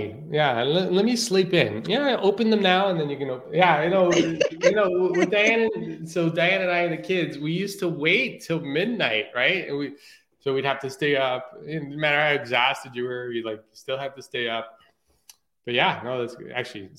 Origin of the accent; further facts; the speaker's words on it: Portugal; moved away; Like my parents are Portuguese. I came from Portugal originally. And I try to stay away from that culture so much that I even denied the fact that I was Portuguese sometimes.